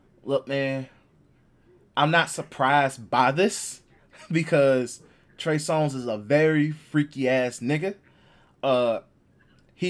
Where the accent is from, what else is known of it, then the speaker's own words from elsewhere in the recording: Chicago, Illinois, United States; I'm from Chicago